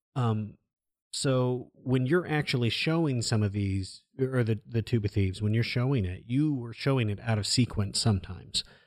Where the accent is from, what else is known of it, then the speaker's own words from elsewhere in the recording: Iowa, United States; growing up in Iowa